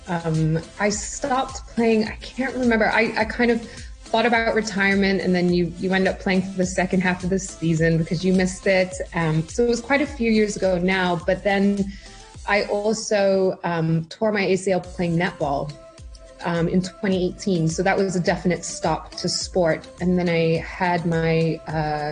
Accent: Hong Kong; born and raised in Hong Kong. Been here all of my life from primary school through high school and also university here.

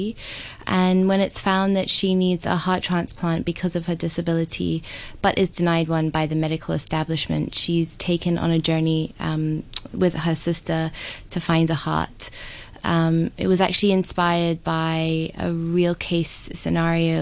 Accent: Hong Kong; moved away as an adult; also born or lived in London / Sydney; I actually was born and raised in Hong Kong, but I've spent 15 years abroad in both London and Sydney

